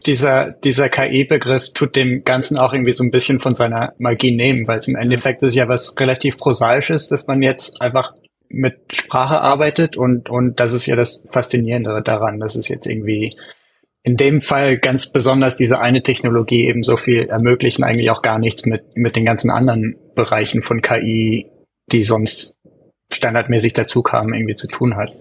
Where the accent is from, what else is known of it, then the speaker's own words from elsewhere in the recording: Germany; moved away as an adult; now in United States; ich komme eigentlich aus Deutschland, aber wohne in den USA seit, seit ein paar Jährchen